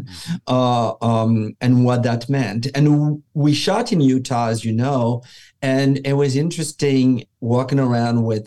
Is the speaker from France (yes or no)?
yes; France; moved away; I grew up in France